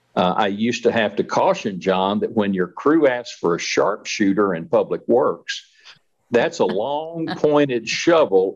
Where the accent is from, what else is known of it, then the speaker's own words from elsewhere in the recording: Wichita Falls, Texas, United States; moved away as an adult; also born or lived in Malvern; I grew up in Wichita Falls, Texas